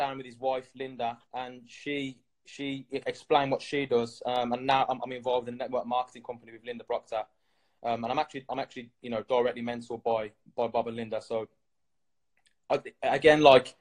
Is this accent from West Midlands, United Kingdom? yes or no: yes; Birmingham, West Midlands, United Kingdom; I'm from England, Birmingham